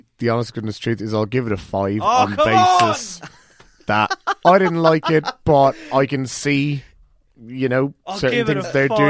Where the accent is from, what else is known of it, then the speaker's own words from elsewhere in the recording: Cork, Munster, Ireland; I'm from Cork